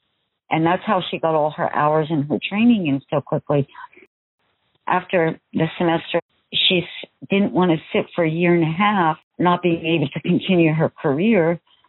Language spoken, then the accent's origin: English; New Jersey, United States; now in Washington, United States; We came from New Jersey, so tease hair was the thing. Big hair. They call it big hair. And she carried that through when we moved to Washington